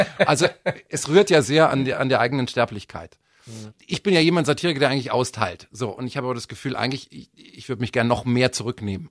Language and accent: German; Miesbach, Bavaria, Germany; also born or lived in Munich; Ich bin ja geboren in München, äh, aufgewachsen worden in Miesbach